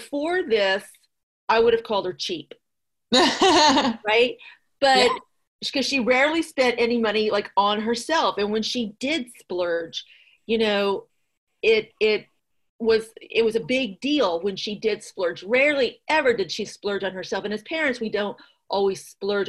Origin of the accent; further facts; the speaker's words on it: Midwest, United States; now in Fairfax County, Virginia, United States; growing up in the Midwest, you could drive down rural roads and farmers would just have stands